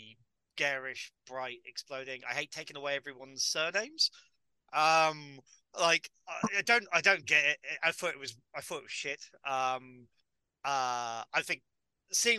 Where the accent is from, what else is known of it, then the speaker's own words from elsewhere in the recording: Bournemouth, South West England, United Kingdom; also born or lived in New Milton; I'm from Bournemouth, man, the home of the most expensive properties in the world